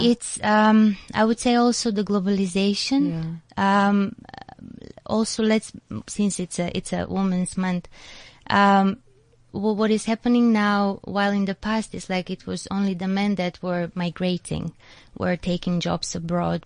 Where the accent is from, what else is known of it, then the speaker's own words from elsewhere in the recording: North Macedonia; now in South Africa; I'm from Macedonia